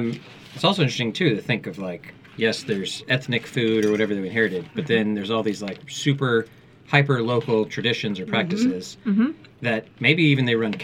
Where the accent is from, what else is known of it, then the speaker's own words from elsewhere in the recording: Texas, United States; I grew up in Texas, with a certain kind of barbecue that turns out isn't actually Texan.